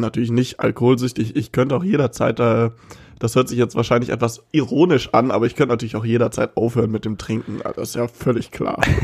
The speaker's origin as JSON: {"language": "German", "area": "Cologne-Bonn area", "region": "North Rhine-Westphalia", "country": "Germany", "said": "Wir kommen aus dem Köln-Bonner Raum"}